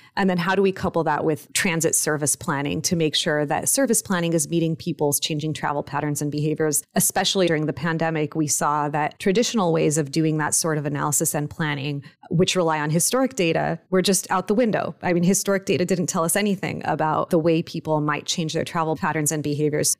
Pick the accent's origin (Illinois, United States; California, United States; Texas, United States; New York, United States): California, United States; Los Angeles; also born or lived in Mexico; I was born in Mexico and raised in Los Angeles, so I went back and forth a lot as a kid.